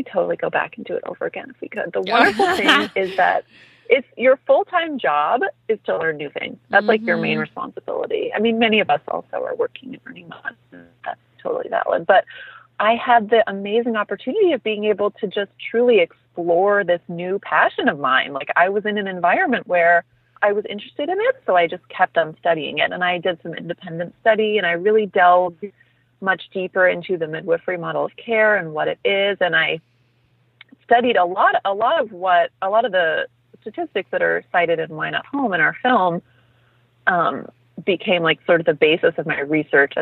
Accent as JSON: {"language": "English", "region": "Midwest", "country": "United States", "tie": "born or raised there", "also_born_or_lived": "Bloomington, Indiana", "said": "I am a Midwestern girl originally. I grew up in the Midwest."}